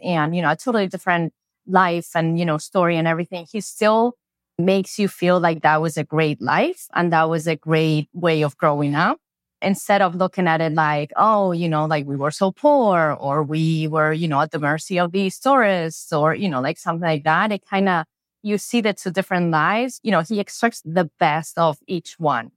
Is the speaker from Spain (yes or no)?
yes; Spain; English is a second language; moved away; I grew up in Spain